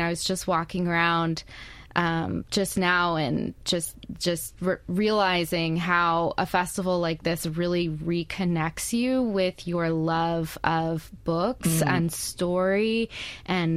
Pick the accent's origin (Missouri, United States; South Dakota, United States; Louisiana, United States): Louisiana, United States; Baton Rouge; also born or lived in California / Iowa / upstate New York / Nevada; now in Hattiesburg, United States; I grew up in Baton Rouge